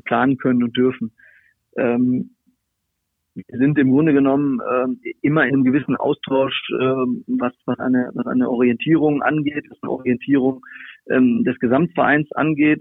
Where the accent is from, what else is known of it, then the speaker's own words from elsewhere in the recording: Hanover, Lower Saxony, Germany; moved away; Hannover ist, ist ja meine Heimat. Also ich bin dort, äh, im, im, im Landkreis aufgewachsen, habe dort, äh, meine, meine Kindheit und Jugend verbracht.